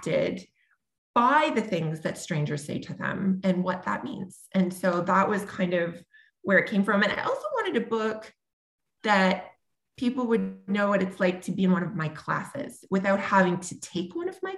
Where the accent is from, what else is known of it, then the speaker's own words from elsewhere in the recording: Sudbury, Ontario, Canada; also born or lived in Toronto; when I am in my hometown of Sudbury, Ontario, which is, you know, pretty homogenous in terms of the kinds of people. I mean, it's becoming more diverse over time, but when I grew up here